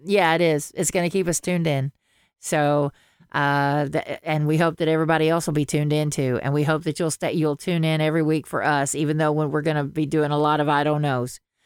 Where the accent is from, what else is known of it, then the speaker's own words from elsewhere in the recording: the South, United States; accent: Southern; I cannot lose my Southern accent